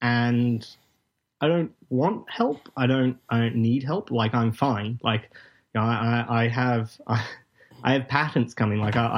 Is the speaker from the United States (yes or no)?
no; Melbourne, Victoria, Australia; G'day, Disrupticons. … from Melbourne, Australia.